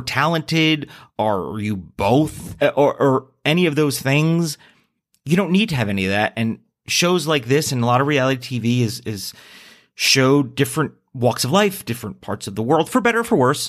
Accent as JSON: {"language": "English", "region": "New Jersey", "country": "United States", "tie": "born or raised there", "said": "my home state of New Jersey"}